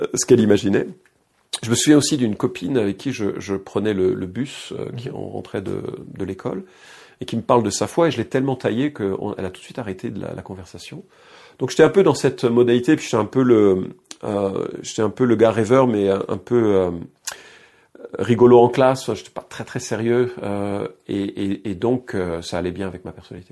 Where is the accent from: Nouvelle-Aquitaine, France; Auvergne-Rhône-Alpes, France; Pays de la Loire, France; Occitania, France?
Auvergne-Rhône-Alpes, France; Lyon; now in Misérieux, France; je suis né à Lyon. Je suis né à Lyon en 1966.